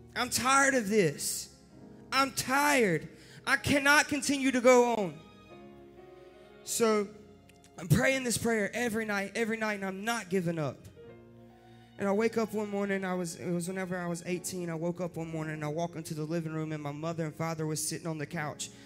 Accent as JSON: {"language": "English", "town": "Rockingham", "region": "North Carolina", "country": "United States", "tie": "born or raised there"}